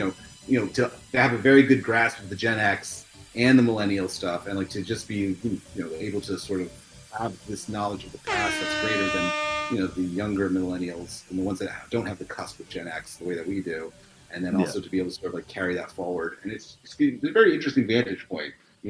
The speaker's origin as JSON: {"language": "English", "town": "Richmond", "region": "Virginia", "country": "United States", "said": "I was from Richmond, Virginia. Yeah, that's correct."}